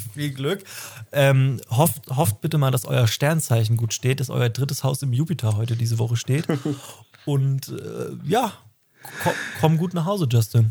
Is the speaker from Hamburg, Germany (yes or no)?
yes; Hamburg, Germany; wir kommen beide aus Hamburg